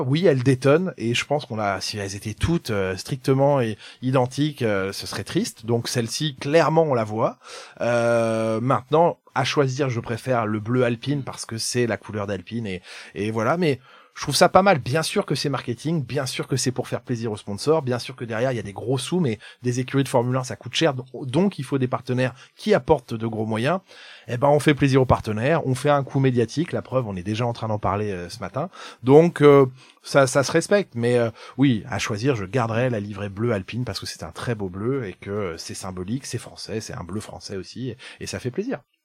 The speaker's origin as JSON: {"language": "French", "town": "Rennes", "region": "Brittany", "country": "France", "tie": "born or raised there", "also_born_or_lived": "Quimper", "said": "Je suis un jeune provincial breton, je suis né à Rennes, j'ai fait mes études à, Quimper"}